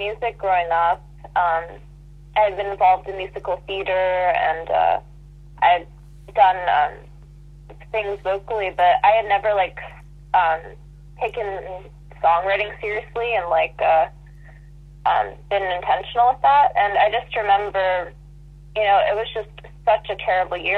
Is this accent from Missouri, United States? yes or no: no; Long Island, New York, United States; We're both from Long Island